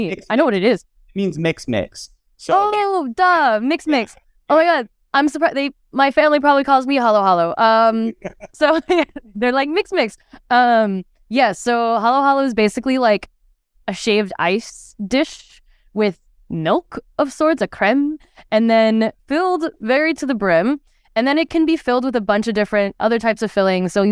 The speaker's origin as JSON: {"language": "English", "region": "California", "country": "United States", "tie": "born there", "also_born_or_lived": "Philippines", "said": "I was born in California, and then after, shortly after I was born, my family we actually moved to the Philippines, and so I spent like my babyhood there, which is why my mom thinks I'm more Filipino than you know American"}